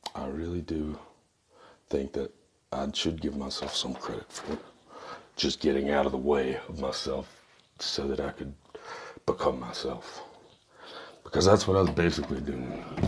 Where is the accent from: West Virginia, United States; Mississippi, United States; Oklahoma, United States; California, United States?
Mississippi, United States; I am from Mississippi